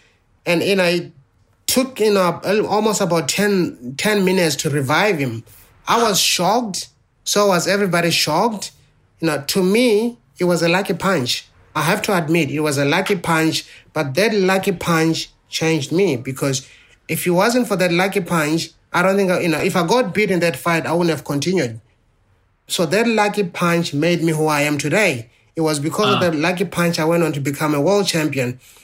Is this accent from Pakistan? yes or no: no; South Africa; growing up in South Africa then, you know, where almost every teenager, you know, walked around with a knife or a gun